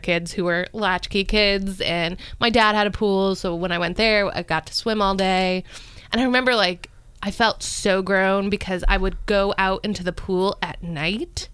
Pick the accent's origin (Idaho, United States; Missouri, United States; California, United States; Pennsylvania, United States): Pennsylvania, United States; Scranton; now in Virginia, United States; I grew up in Pennsylvania in like in Scranton